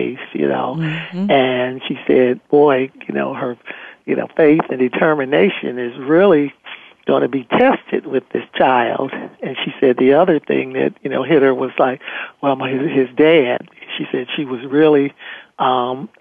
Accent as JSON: {"language": "English", "region": "Michigan", "country": "United States", "also_born_or_lived": "Ohio", "moved": "yes", "said": "I was originally from Michigan, but I moved to Ohio"}